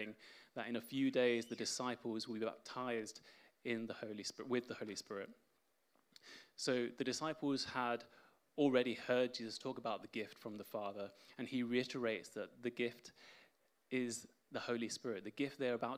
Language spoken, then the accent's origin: English; Spain; now in England; I was born in Spain, and I'm fluent in Spanish